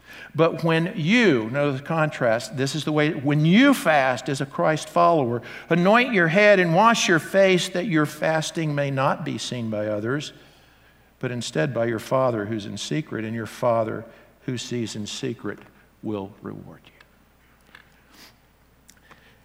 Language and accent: English; the South, United States; I grew up in the South